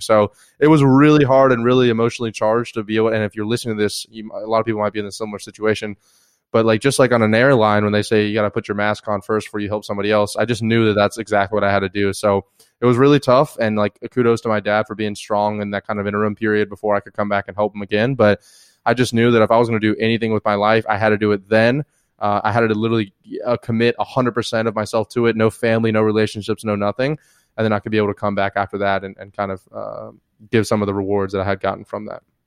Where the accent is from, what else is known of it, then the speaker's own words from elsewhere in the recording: the Panhandle of Florida, United States; moved away as an adult; also born or lived in Atlanta, Georgia / India / South America / Europe; now in San Diego, United States; originally from, uh, Atlanta, Georgia, moved down to the Panhandle of Florida, lived there most of my life